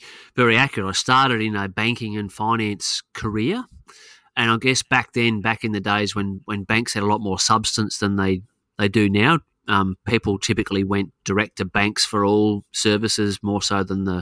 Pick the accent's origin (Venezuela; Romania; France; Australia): Australia; Queensland; also born or lived in Adelaide, South Australia; I've spent more of my life living in the state of Queensland, even though I was born in Adelaide